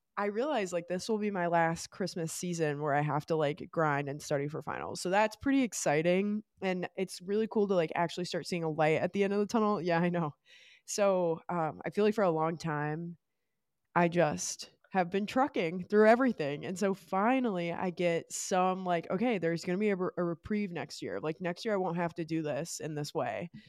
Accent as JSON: {"language": "English", "area": "Great Lakes area", "region": "Midwest", "country": "United States", "said": "we're both from Great Lakes area"}